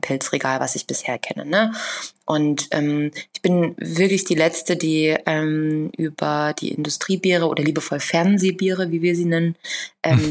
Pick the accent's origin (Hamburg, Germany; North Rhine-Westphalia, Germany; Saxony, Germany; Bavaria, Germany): Saxony, Germany; now in Berlin, Germany; ich bin gewachsen in Sachsen